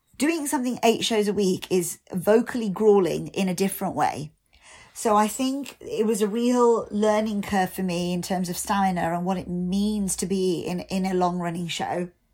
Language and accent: English; United Kingdom; being British Asian